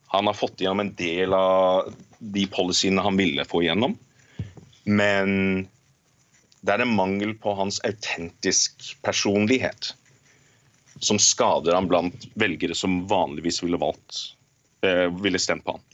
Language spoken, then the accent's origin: Norwegian; Norway; now in Canada; jeg er norsk